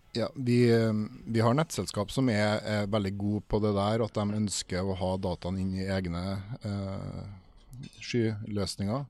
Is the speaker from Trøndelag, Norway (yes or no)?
yes; Trondheim, Trøndelag, Norway; jeg er også fra Trondheim